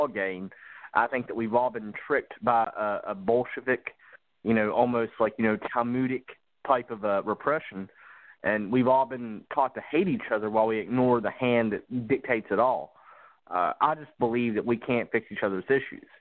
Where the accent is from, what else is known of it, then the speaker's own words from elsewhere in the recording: West Virginia, United States; moved away; I live in the South, but I'm from the Appalachian Mountains.